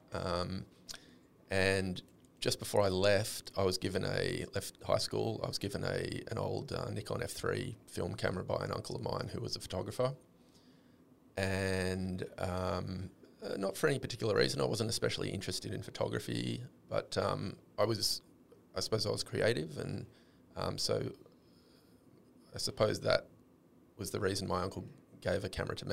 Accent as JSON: {"language": "English", "town": "Sydney", "region": "New South Wales", "country": "Australia", "tie": "born or raised there", "also_born_or_lived": "Afghanistan", "said": "my own world in Mossman, where I grew up"}